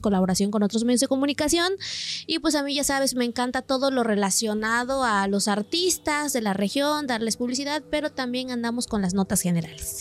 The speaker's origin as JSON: {"language": "Spanish", "town": "San Miguel Soyaltepec", "region": "Oaxaca", "country": "Mexico", "said": "yo soy del municipio de Soyaltepec, un municipio que pertenece a Oaxaca"}